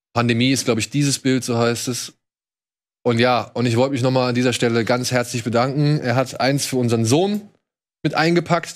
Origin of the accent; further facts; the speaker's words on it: Wiesbaden, Hesse, Germany; moved away; meiner alten Heimatstadt Wiesbaden